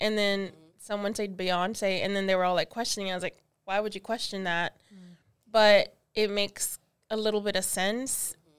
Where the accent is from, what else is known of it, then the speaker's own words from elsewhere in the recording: Texas, United States; we're all from Texas.